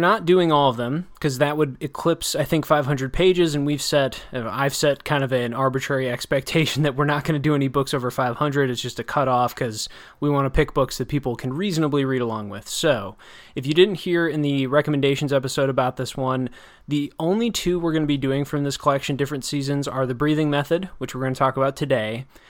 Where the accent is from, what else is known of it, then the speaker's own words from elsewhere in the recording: Wisconsin, United States; I grew up in Wisconsin. I think I learned it at a young enough age that the way to drive in the snow is just to not do it